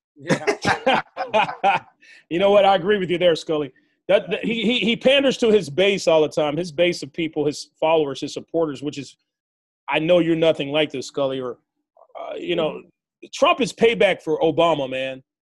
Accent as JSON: {"language": "English", "region": "Arkansas", "country": "United States", "moved": "yes", "lives_now": "California, United States", "said": "I'm from Arkansas"}